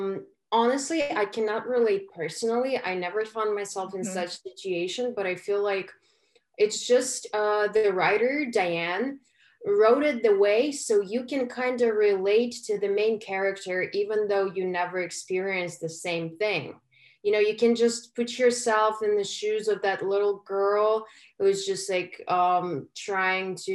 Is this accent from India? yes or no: no; Ukraine; moved away as an adult; now in United States; I was born and raised in Ukraine